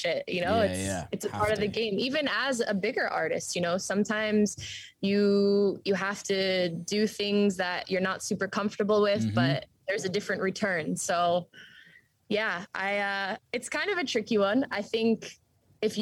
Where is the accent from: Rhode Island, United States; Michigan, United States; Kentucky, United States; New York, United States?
New York, United States; moved away; growing up in New York